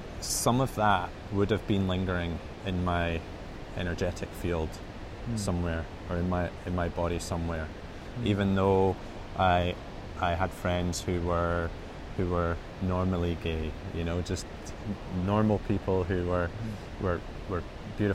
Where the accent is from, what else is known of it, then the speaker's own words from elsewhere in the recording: Edinburgh, Scotland, United Kingdom; in my early 20s when I was growing up in Edinburgh